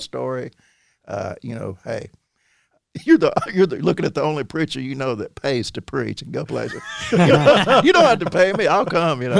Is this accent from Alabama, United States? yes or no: yes; Midfield, Alabama, United States; I grew up with in Midfield